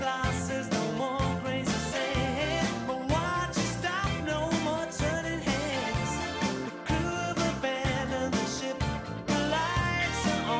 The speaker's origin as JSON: {"language": "English", "town": "Salt Lake City", "region": "Utah", "country": "United States", "moved": "yes", "said": "I am originally from Salt Lake City, Utah"}